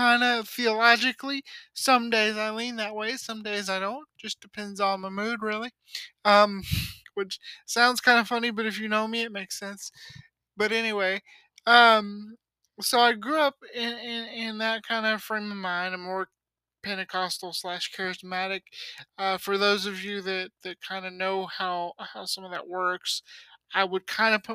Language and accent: English; Louisiana, United States; I was born in Louisiana